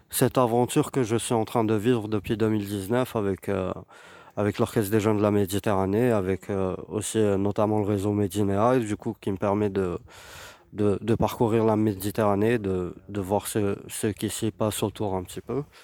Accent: Algiers, Algiers Province, Algeria; je suis, euh, algérien, je viens d'Alger

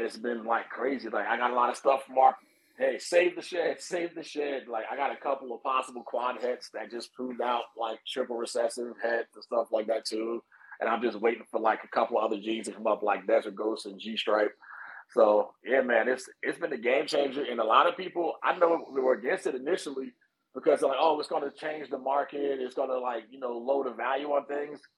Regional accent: East Orange, New Jersey, United States; moved away as an adult; also born or lived in Newark, New Jersey / Trenton, New Jersey / North Carolina; now in California, United States; I was born in Newark and I was raised in East Orange and went to high school in Trenton.

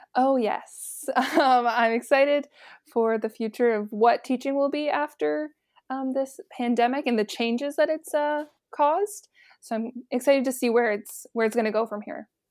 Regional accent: Oakville, Ontario, Canada; moved away as an adult; also born or lived in St. Catharines, Ontario; I'm originally from Oakville, uh, born and raised there with my family

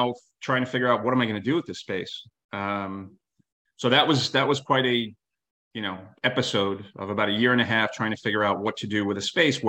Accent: New York City, New York, United States; I've been in New York City my entire life

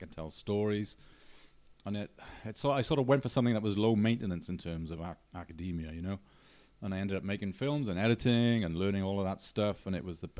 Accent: Newport, Wales, United Kingdom; Newport. Newport. Mm. In the Ebbw Valley, isn't it? It's like the most invisible part of Wales you can imagine.

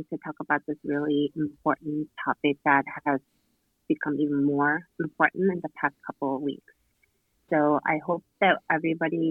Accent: South Korea; moved away as an adult; also born or lived in Australia; now in United States; I was born and raised in South Korea, but I lived in Australia when I was 12, and I returned to Korea, and then I moved to the States for the training

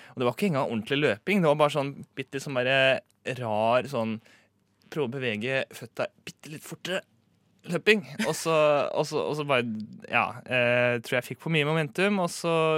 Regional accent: Romerike, Akershus, Norway; jeg er fra Romerike

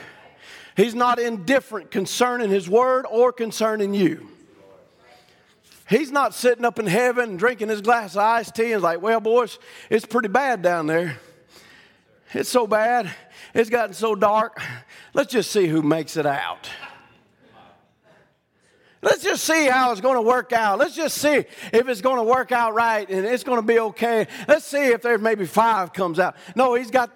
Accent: Louisiana, United States; I'm not from here. I'm from Louisiana

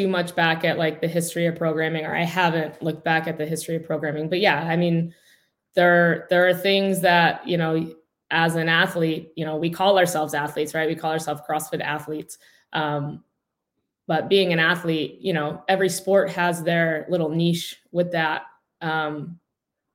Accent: Pennsylvania, United States; I'm from Pennsylvania. I live in, it's called the town Oliphant, but it's in Wilkes-Barre Scranton area

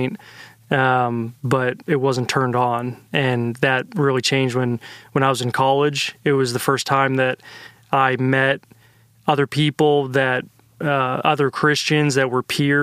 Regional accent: Pittsburgh, Pennsylvania, United States; So I was born in Pittsburgh, Pennsylvania. That's where I grew up.

